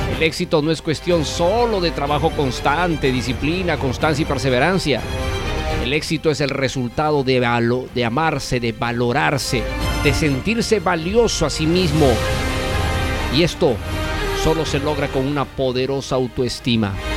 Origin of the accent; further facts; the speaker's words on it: Cusco, Peru; now in Lima, Peru; mi tierra querida y adorada de Cusco, Perú.